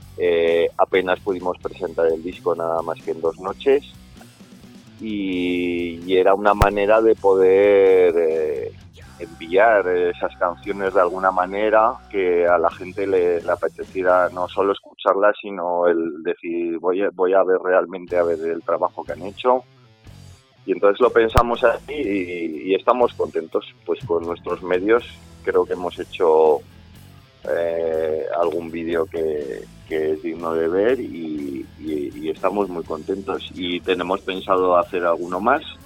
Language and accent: Spanish; Zaragoza, Aragon, Spain; somos un grupo de Zaragoza